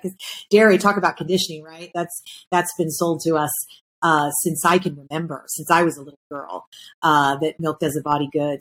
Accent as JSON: {"language": "English", "region": "Kentucky", "country": "United States", "tie": "born or raised there", "said": "I grew up in Kentucky"}